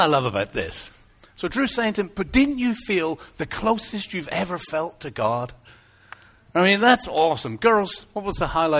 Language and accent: English; England, United Kingdom; accent: English; moved away; I kind of lost my English accent a little bit. That's what I used to sound like when I first came over.